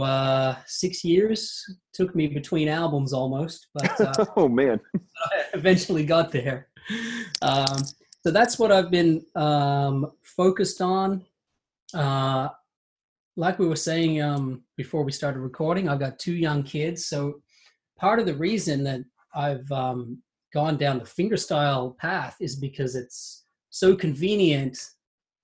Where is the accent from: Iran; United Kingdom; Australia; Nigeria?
Australia; I grew up in Australia